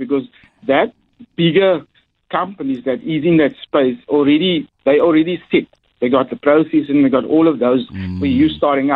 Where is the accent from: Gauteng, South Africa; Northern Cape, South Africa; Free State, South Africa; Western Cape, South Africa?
Western Cape, South Africa; Cape Town; I come from Mitchell's Plain, and I know the talent we have in Mitchell's Plain